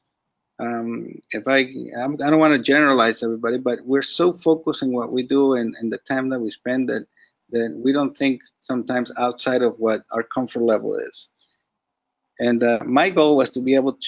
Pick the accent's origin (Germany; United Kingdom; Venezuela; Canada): Venezuela; now in South Florida, United States; I know empanadas because I'm from Venezuela